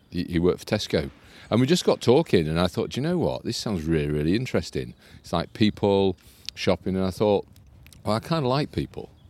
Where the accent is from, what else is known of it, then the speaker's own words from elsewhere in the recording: Harrogate, Yorkshire and the Humber, United Kingdom; also born or lived in Essex / Spofforth / London; now in Yarm, United Kingdom; I was born in Essex forever ago, hmm. and then grew up in Spofforth and Harrogate. So grew up oh, in okay. in Yorkshire.